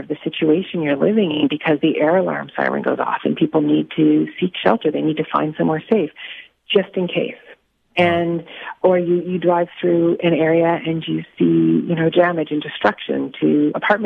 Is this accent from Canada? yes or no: yes; Saskatchewan, Canada; I'm from Saskatchewan